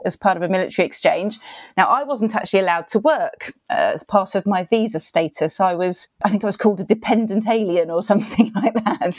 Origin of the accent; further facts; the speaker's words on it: United Kingdom; accent: British; I'm British, so I have a distinctive accent